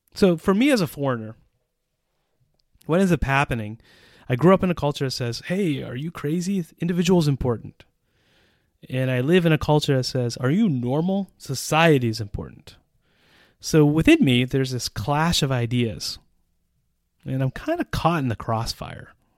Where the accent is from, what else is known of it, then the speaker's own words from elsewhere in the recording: United States; moved away as an adult; also born or lived in Central Europe; now in Czech Republic; an American citizen who has lived in Central Europe for almost twenty years